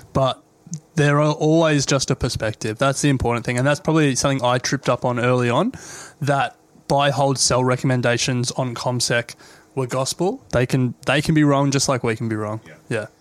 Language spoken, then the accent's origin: English; Australia; we're Australian